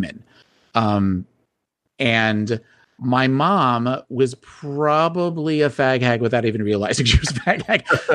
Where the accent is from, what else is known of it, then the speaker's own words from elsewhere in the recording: New Jersey, United States; I grew up in South Jersey, and I grew up in a neighborhood in a township that was very conservative